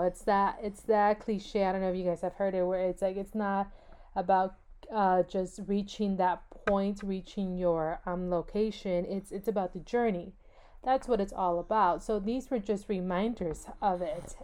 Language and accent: English; California, United States; I was born and raised in California